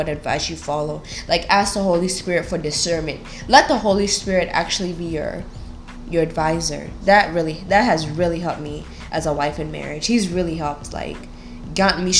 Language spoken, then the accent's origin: English; Kenya; I'm Kenyan, African, and my husband is American.